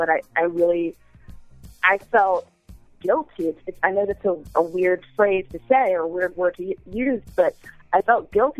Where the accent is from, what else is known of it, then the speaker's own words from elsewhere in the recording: San Diego, California, United States; I'm from San Diego.